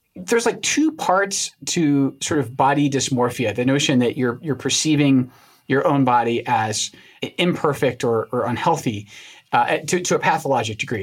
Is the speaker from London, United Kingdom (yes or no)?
no; Scotland, United Kingdom; moved away; places I grew up in Scotland